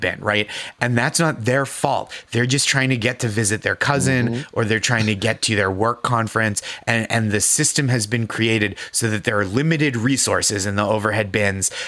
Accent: Boston, Massachusetts, United States; now in New York, United States; I am from Boston

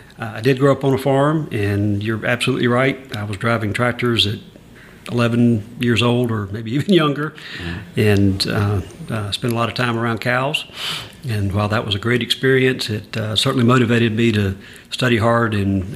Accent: Butler, Georgia, United States; moved away as an adult; also born or lived in Athens, Georgia / Atlanta, Georgia; now in Savannah, United States; I grew up in Butler, Georgia, which is a very, very small town in middle Georgia between Macon and Columbus. Actually grew up on a farm outside of Butler, to be specific.

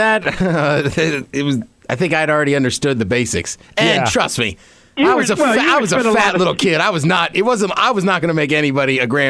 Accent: Maryland, United States; now in Seattle, United States; We're from Maryland.

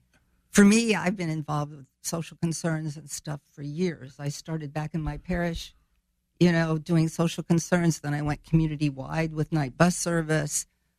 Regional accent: Chicago, Illinois, United States; born there; also born or lived in France / Germany; now in Springfield, United States; No, I was actually born up in the Chicago area. My dad was a serviceman, but I've lived here off and on since 54, except for my time living in France with my dad or in Germany with my husband.

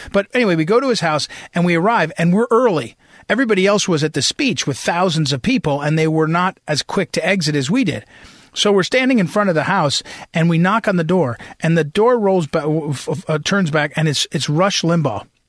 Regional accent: New Jersey, United States; moved away as an adult; also born or lived in St. Louis, Missouri; I grew up in New Jersey

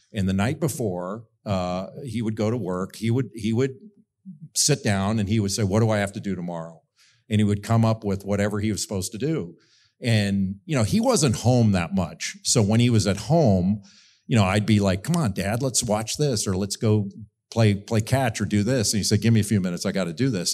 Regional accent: Rolling Hills, California, United States; moved away; I grew up in a beautiful area of Southern California in Rolling Hills

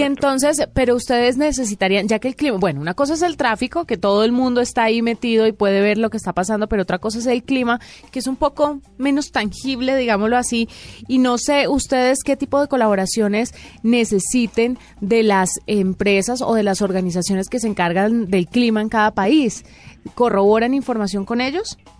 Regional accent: Valle del Cauca, Colombia; moved away; es mi tierra

